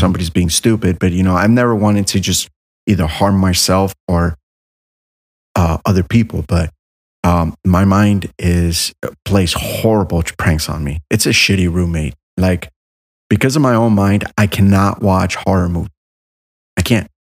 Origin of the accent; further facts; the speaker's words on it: Miami, Florida, United States; I was raised in Miami